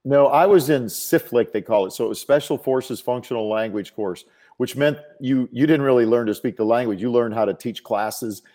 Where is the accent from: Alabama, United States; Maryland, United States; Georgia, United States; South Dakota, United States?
South Dakota, United States; moved away as an adult; I grew up in South Dakota